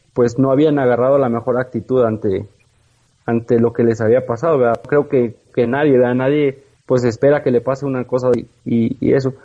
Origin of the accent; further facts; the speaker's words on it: Villaldama, Nuevo León, Mexico; criado en el rancho, como decimos, en, la ciudad de Villaldama, Nuevo León